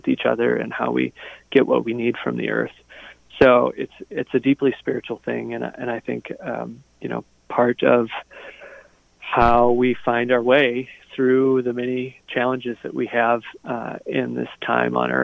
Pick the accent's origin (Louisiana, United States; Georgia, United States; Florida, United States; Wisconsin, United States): Wisconsin, United States; Kickapoo Valley, southwestern; I grew up in the Driftless area, the Kickapoo Valley in southwestern Wisconsin